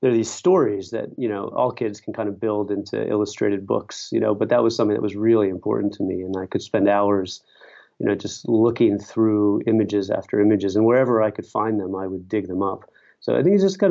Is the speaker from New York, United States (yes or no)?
no; Pittsburgh, Pennsylvania, United States; also born or lived in Syracuse / Baltimore / Philadelphia; I grew up in Pittsburgh